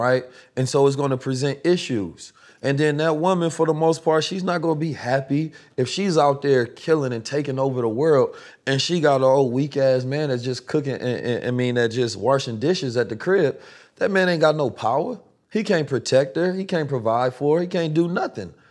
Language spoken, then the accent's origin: English; Oakland, California, United States; also born or lived in St. Louis; I grew up in Oakland, California